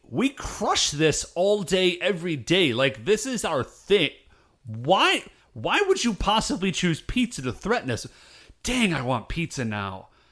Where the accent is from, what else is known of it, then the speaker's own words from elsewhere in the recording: United States; I'm American